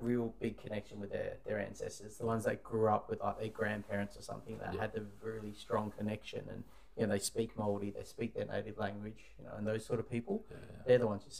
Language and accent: English; Perth, Western Australia, Australia; I was brought up here in Perth